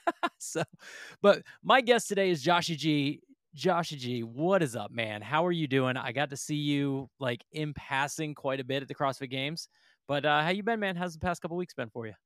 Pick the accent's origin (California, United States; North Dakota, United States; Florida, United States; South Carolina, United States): Florida, United States; I come from Florida